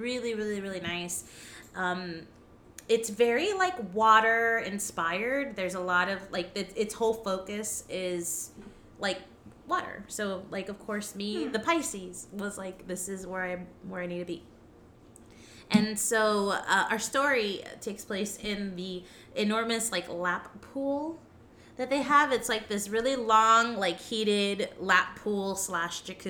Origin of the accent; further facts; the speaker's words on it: Miami, Florida, United States; From here. Born and raised.